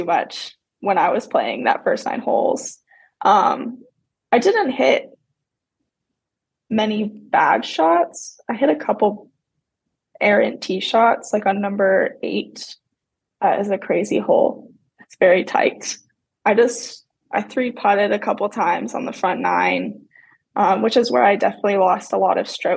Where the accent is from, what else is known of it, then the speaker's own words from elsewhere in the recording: Tilbury, Ontario, Canada; moved away as an adult; also born or lived in Georgia / Mercer University (Georgia); now in United States; I grew up in Tilbury, Ontario, Canada, which is like 12 hours from Bennington, Vermont